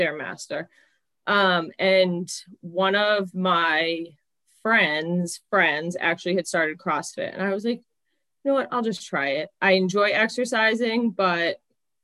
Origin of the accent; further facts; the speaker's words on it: Mansfield, United States; So I grew up in Mansfield